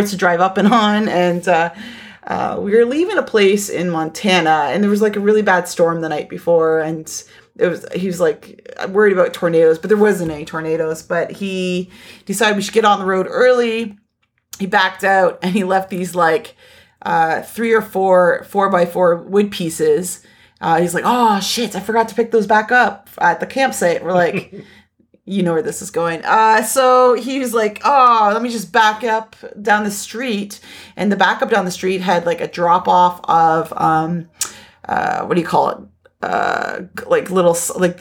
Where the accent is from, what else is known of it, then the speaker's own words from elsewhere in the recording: Niagara Falls, Ontario, Canada; I grew up in Niagara Falls